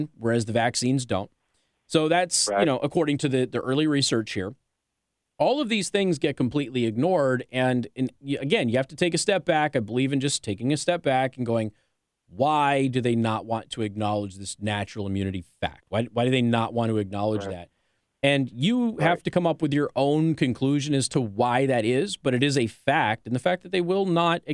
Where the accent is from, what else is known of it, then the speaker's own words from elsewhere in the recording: Nevada, United States; moved away; also born or lived in Tacoma, Washington; I'm from Nevada